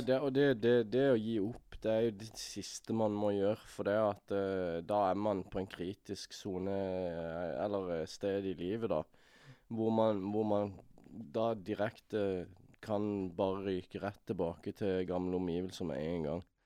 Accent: Norway; jeg er norsk

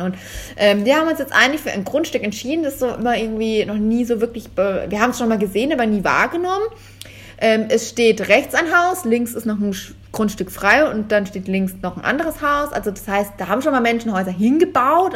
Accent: Germany; als Deutscher

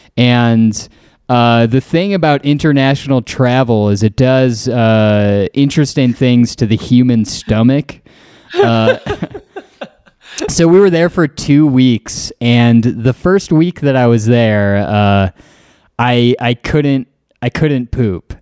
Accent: Green Bay, Wisconsin, United States; who I grew up with in Green Bay

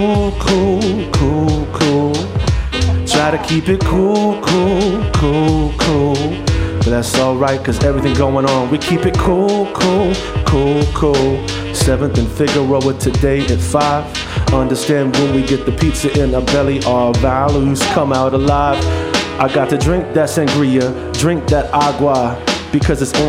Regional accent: New Jersey, United States; moved away as an adult; also born or lived in New York / Kansas City, Kansas / Lawrence, Kansas; now in New Mexico, United States; I was born in New York, okay. And I grew up in New Jersey

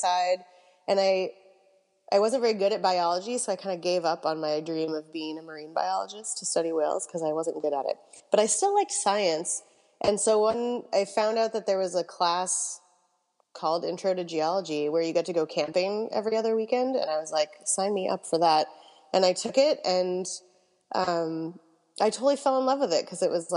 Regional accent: Massachusetts near Cape Cod, United States; I grew up in Massachusetts near Cape Cod

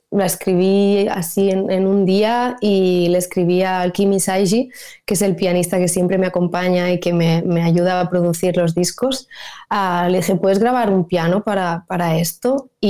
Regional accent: Spain; first language Catalan; Spanish is a second language; además porque era en catalán y, es mi lengua materna y al final em, donde hago conciertos básicamente es en Cataluña

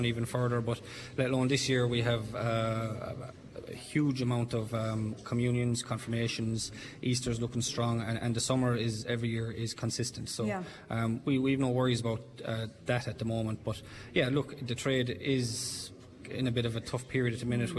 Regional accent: Tipperary, Munster, Ireland; I'm from Tipperary Town, so it's only a stone throw away.

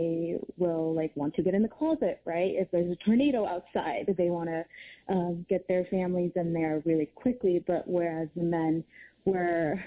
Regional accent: Houston, Texas, United States; moved away; I'm from Houston, so several hurricanes that I've experienced

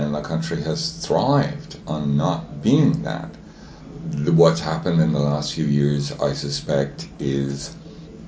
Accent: Ireland; moved away as an adult; now in Toronto, Canada

